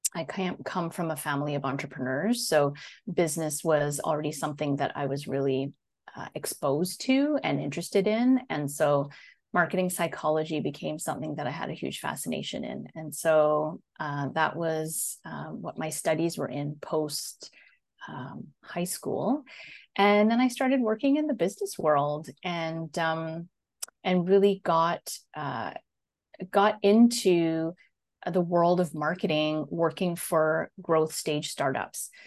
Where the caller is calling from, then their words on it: Netherlands; I am calling in from Holland in the Netherlands. So I'm, uh, just outside of Amsterdam, actually.